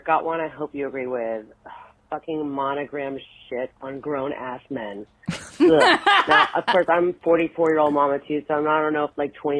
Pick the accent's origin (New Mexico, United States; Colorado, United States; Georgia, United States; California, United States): Georgia, United States; Atlanta; I'm from Atlanta, so I don't know if it's, like, a southern thing.